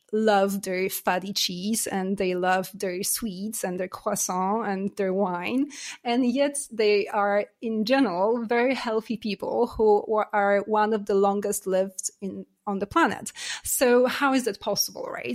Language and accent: English; Poland; also born or lived in United States / Canada / Singapore / Germany; now in France; I was born in Poland. I lived in U S, in Canada. I'm Canadian as well. And, uh, I've lived in Singapore and Germany and now France.